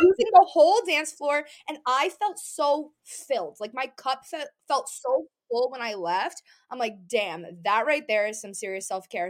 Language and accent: English; New England, United States; growing up in New England, growing up in a beach area